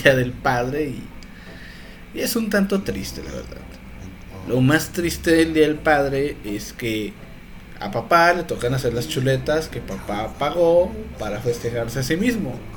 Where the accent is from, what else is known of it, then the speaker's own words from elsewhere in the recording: northern Mexico, Mexico; como todo norteño no me podían faltar mis tortillas de harina